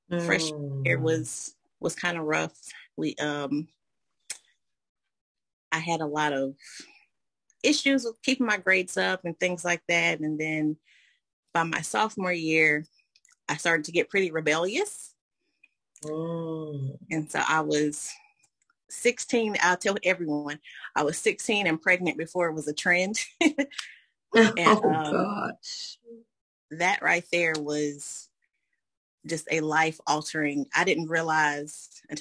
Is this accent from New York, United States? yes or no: no; Asheville, North Carolina, United States; moved away as an adult; now in Evans, United States; I'm from Asheville, North Carolina, and I currently reside here in Evans, Georgia. I've been here about eight years